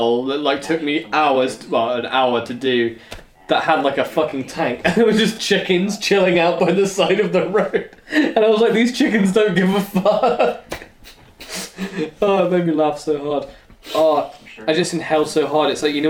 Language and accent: English; England, United Kingdom; we're English